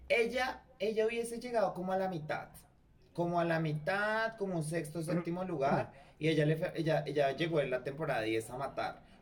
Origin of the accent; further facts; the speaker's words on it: Colombia; nosotros los colombianos